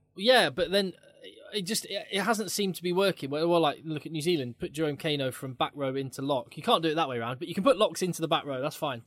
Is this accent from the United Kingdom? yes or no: yes; England, United Kingdom; even as an Englishman